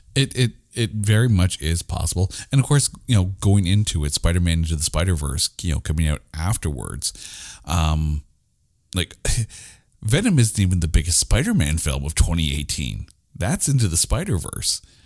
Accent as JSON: {"language": "English", "country": "Canada", "said": "we're Canadian"}